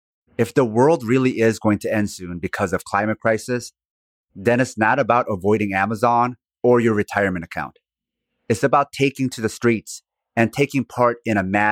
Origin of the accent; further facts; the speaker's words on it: South Korea; Even the name of my home country, Korea, was an invented word by the Dutch East India Company.